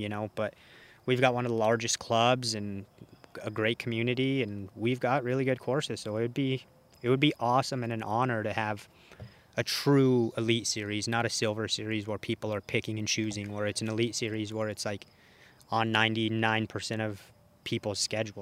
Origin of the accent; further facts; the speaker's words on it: Colorado, United States; it's obviously my home state